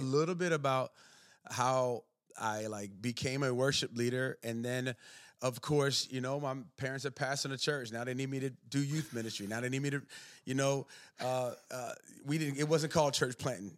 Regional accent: Maryland, United States; moved away; I grew up, was born and raised in Maryland

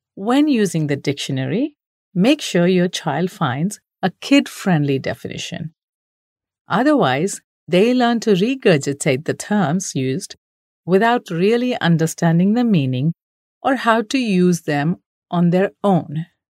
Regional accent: India; we Indian parents

